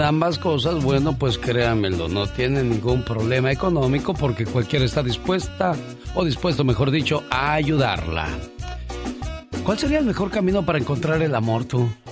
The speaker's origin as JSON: {"language": "Spanish", "region": "Guerrero", "country": "Mexico", "said": "soy de Guerrero"}